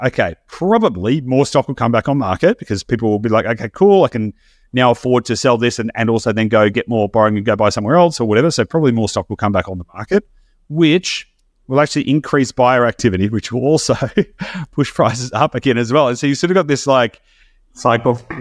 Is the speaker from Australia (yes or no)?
yes; Australia; as an Australian